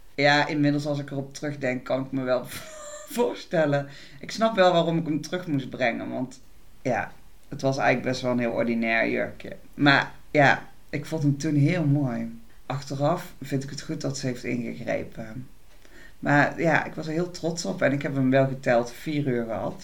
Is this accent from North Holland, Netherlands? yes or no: no; Tilburg, North Brabant, Netherlands; Ik kom uit Tilburg